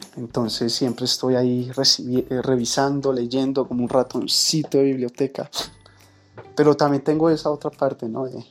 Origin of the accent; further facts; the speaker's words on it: Colombia; also born or lived in Bogotá; soy de Colombia, colombiano por, porque tocó